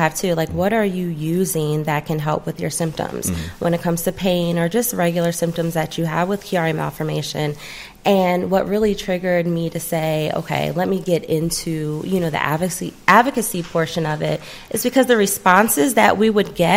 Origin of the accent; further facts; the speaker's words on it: New Jersey, United States; now in Paulding County, Georgia, United States; I'm from Jersey